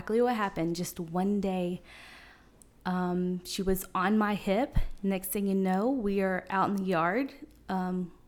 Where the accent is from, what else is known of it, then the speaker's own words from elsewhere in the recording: Seymour, United States; also born or lived in Florida; I was born in Florida, but somehow made it here in Seymour in fourth grade. I grew up in Seymour schools